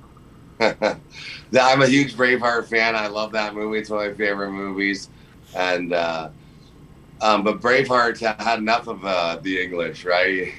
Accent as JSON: {"language": "English", "country": "Canada", "said": "as Canadian citizens"}